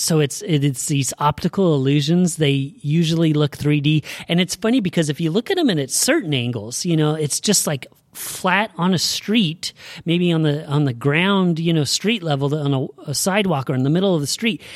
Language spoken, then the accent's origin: English; Oregon, United States; we're from Oregon